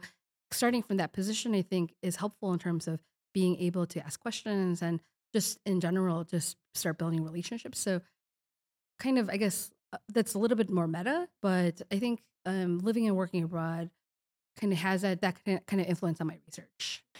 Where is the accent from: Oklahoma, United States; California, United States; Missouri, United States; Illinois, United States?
Illinois, United States; Chicago; also born or lived in Kazakhstan; now in Madison, United States; I am originally a Chicago, I'm a Chicagoan